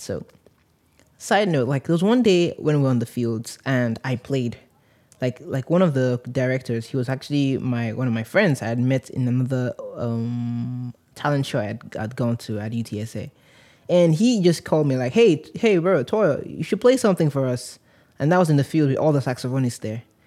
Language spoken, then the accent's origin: English; Nigeria; moved away; also born or lived in San Antonio, Texas; I grew up in Nigeria